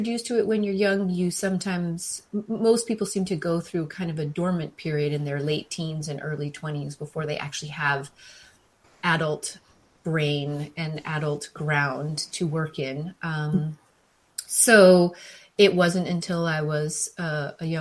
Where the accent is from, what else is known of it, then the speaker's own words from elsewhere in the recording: Colorado, United States; now in Northern California, United States; I was raised in Colorado, born and raised in Colorado